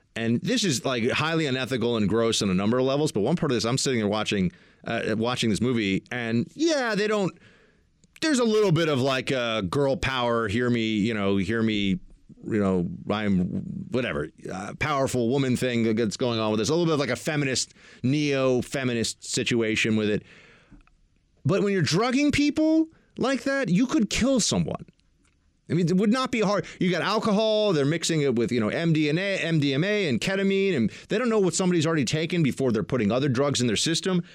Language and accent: English; United States; I'm an American, I am.